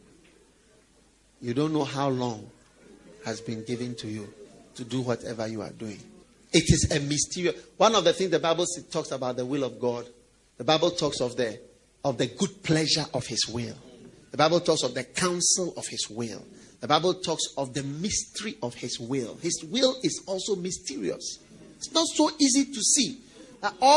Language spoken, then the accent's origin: English; Ghana